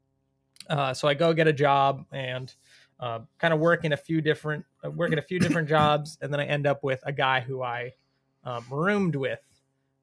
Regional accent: Tampa, Florida, United States; I'm from Tampa.

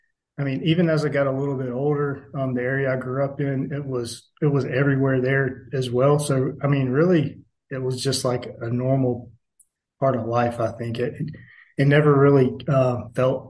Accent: Atlanta, Georgia, United States; I was born in South Atlanta.

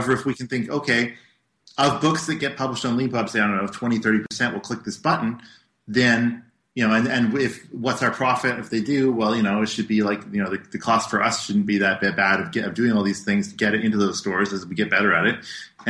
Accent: Canada; we're Canadian, right?

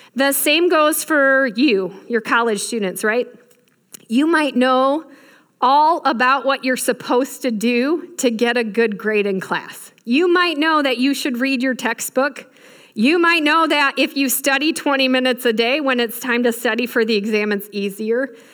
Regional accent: Michigan, United States; I grew up in Michigan

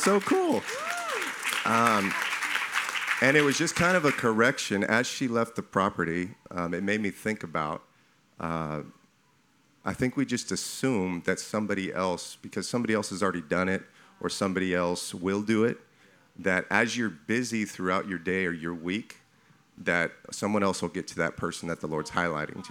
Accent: California, United States; now in Texas, United States; I'm new to Texas, so this is year two. I'm from California

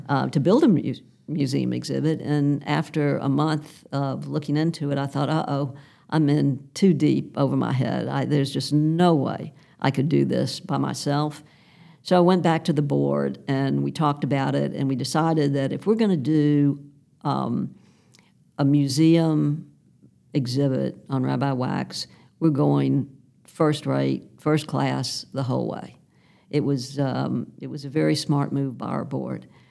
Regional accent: Memphis, Tennessee, United States; my friends who I grew up with here in Memphis

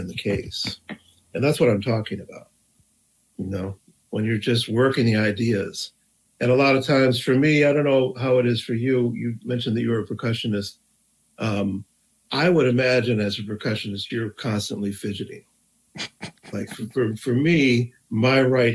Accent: East Lansing, Michigan, United States; moved away as an adult; also born or lived in Rochester, New York; now in New York, United States; I grew up in East Lansing, Michigan.

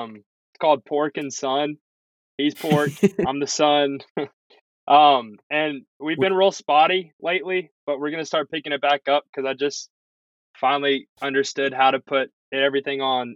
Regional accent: the South, United States; because I was born and raised in the South. SEC is in our blood.

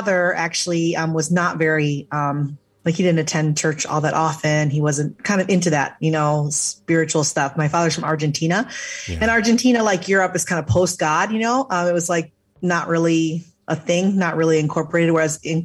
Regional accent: just outside of Chicago, Illinois, United States; I grew up just outside of Chicago

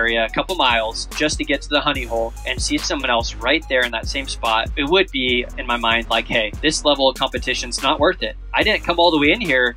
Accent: Oregon, United States; I'm from Oregon, Pacific Northwest

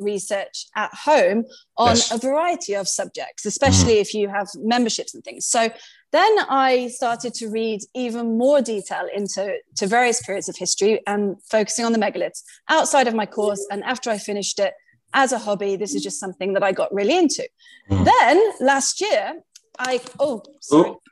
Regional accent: United Kingdom; accent: British; now in Malta; I'm British, clearly from the accent

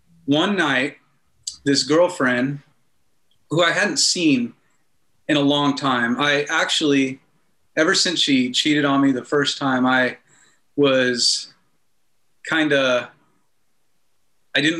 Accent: Denver, Colorado, United States; also born or lived in Kansas / Turkey; I grew up in Kansas till I was about 8 years old, and then we moved to Denver, and in Colorado

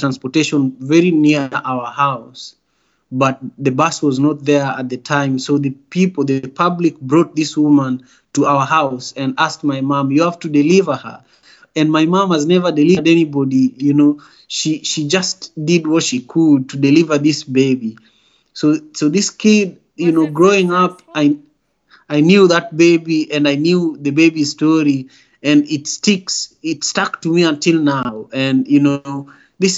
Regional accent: Kisumu, Kisumu County, Kenya; moved away as an adult; also born or lived in Nairobi; now in Seattle, United States; the local hospital in Kisumu, my hometown

